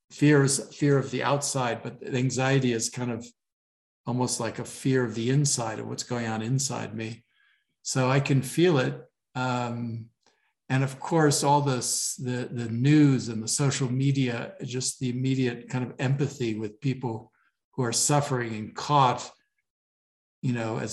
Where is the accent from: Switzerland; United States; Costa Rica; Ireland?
Switzerland; moved away; I grew up, I spent half my childhood in Switzerland.